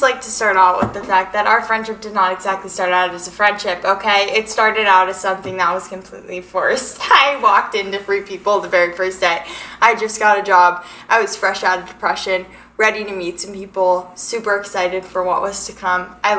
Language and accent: English; Coronado, California, United States; now in Arizona, United States; So, I'm from Coronado, California, and I've lived in Arizona for the majority of my life.